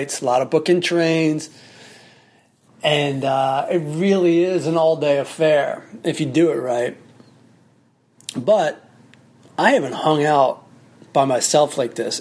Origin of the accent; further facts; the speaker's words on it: Southern Maryland, United States; I'm from Southern Maryland